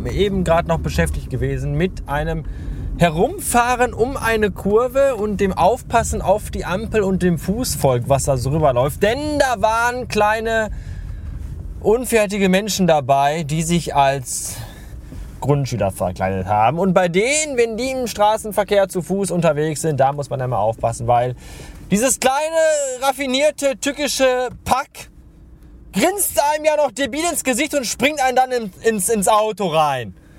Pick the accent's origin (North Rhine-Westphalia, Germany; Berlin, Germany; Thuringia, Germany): North Rhine-Westphalia, Germany; Bottrop; also born or lived in Oberhausen; ich bin ja in Bottrop aufgewachsen, groß geworden und zur Schule gegangen